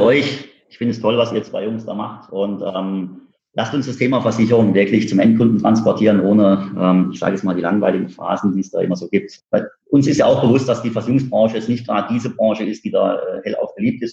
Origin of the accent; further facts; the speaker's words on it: Karlsruhe, Baden-Württemberg, Germany; Wir sitzen bei Karlsruhe. Äh, ich bin in Karlsruhe geboren